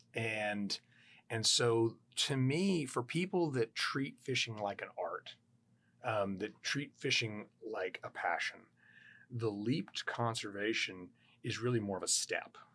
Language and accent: English; Houston, Texas, United States; growing up in Houston, Texas